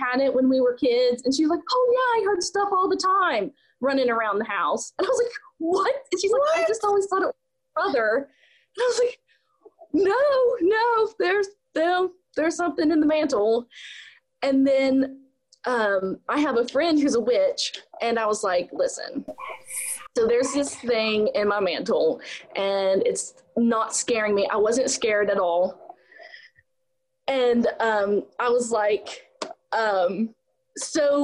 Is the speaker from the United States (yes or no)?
yes; West Virginia, United States; also born or lived in Pennsylvania; I'm actually originally from West Virginia